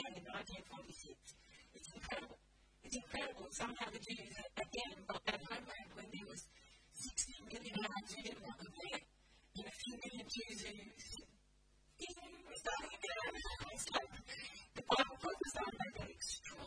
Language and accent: English; Australia; I'm Aussie